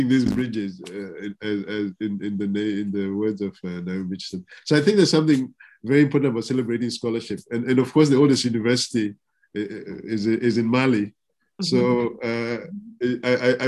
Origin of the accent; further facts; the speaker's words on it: Zimbabwe; moved away; my home country of Zimbabwe